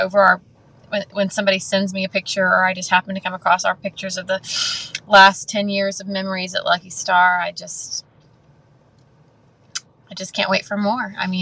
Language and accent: English; YO Ranch, near Camp Waldemar, Texas, United States; I was raised on the Wyo Ranch, not far from Camp Waldemar, just about 25 minutes.